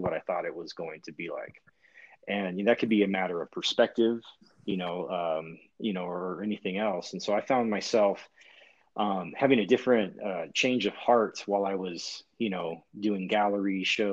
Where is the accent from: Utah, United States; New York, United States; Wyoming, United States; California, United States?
California, United States; now in Bend, United States; I'm originally from California